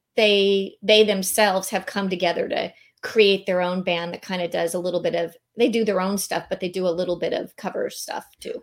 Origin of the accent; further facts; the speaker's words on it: San Diego, California, United States; moved away as an adult; now in Naples, United States; I was born and raised in San Diego, so I left here in two thousand eighteen